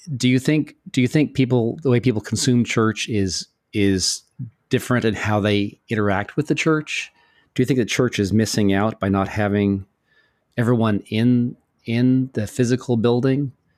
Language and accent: English; New York, United States; also born or lived in Florida; We're both, uh, New Yorkers